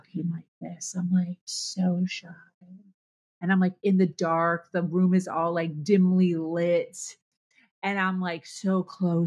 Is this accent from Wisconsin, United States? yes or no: no; Chicago, Illinois, United States; also born or lived in Ohio / Pennsylvania; now in South Florida, United States; I born and raised in Chicago, a Midwest girl